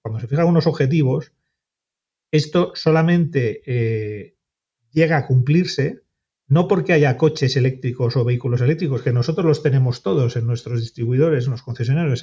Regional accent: Santander, Cantabria, Spain; yo que soy de Santander

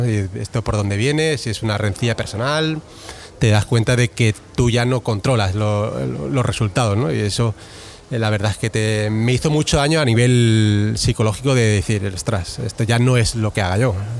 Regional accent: Barcelona, Catalonia, Spain; yo soy de Barcelona

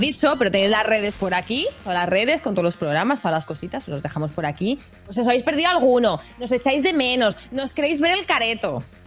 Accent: Catalonia, Spain; soy catalana

